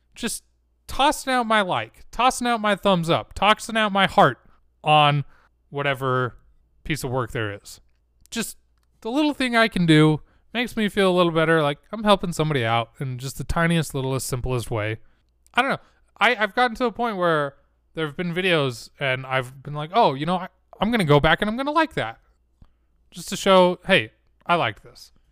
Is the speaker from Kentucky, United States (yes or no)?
no; Utah, United States; I'm from Utah